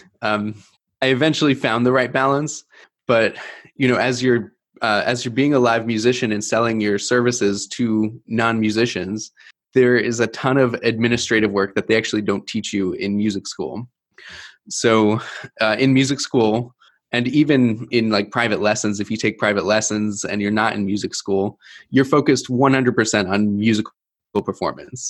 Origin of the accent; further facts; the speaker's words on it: East Coast, United States; moved away as an adult; now in Milwaukee, United States; I was born and raised on the East Coast, took me into the Midwest.